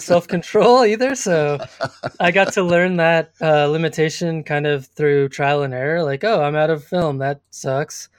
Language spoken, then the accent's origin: English; Colorado Springs, Colorado, United States; also born or lived in Boulder, Colorado; I grew up in Colorado Springs, Colorado